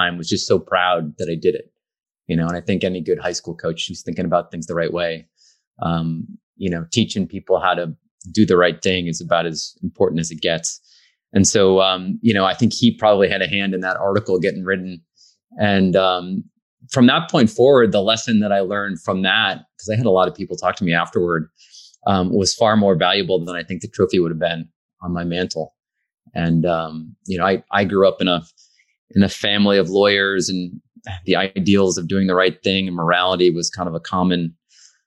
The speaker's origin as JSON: {"language": "English", "town": "Bennington", "region": "Vermont", "country": "United States", "tie": "born or raised there", "said": "I grew up in Bennington, Vermont"}